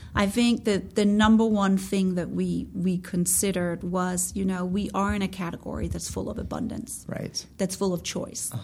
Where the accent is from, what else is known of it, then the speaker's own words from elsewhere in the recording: Denmark; moved away as an adult; also born or lived in New York, United States; now in United States; I'm Scandinavian. I'm born and raised in Denmark. I I came to the US, came to New York